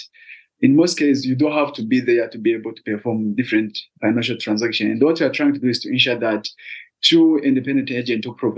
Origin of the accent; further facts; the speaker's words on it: Burundi; I was born in one of the rural areas in Burundi. The commune is called, because Burundi is subdivided in province and commune, and I'm from Shombo, which is one of the rural areas